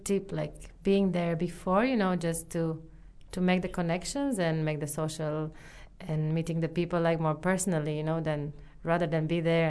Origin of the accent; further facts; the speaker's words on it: Romania; now in New Zealand; I'm from Romania